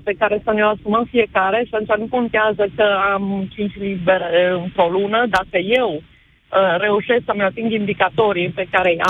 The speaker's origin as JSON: {"language": "Romanian", "town": "Cluj-Napoca", "region": "Cluj County", "country": "Romania", "said": "sunt din Cluj"}